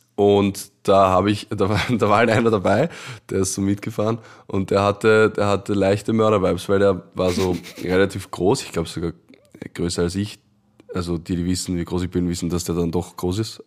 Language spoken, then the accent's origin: German; Vienna, Austria; Ich bin Wiener